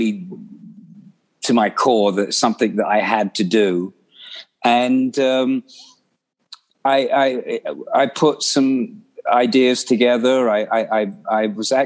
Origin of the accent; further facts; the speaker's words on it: London, United Kingdom; growing up in London